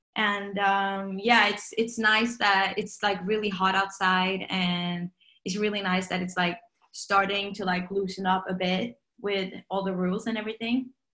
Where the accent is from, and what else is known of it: Norway